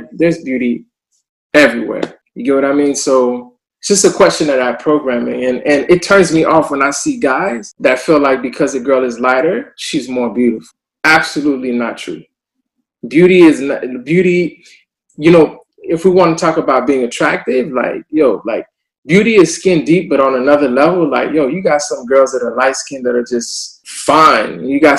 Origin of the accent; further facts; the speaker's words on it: the South, United States; I mean, growing up in the South, like, you never wanted to be in the sun because you would get darker.